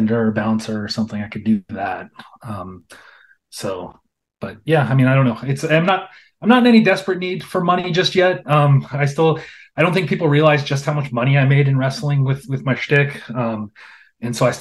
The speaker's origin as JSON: {"language": "English", "town": "Los Angeles", "region": "California", "country": "United States", "tie": "born or raised there", "also_born_or_lived": "Pasadena / West Hollywood / North Hollywood / Anaheim", "said": "Born and raised Los Angeles."}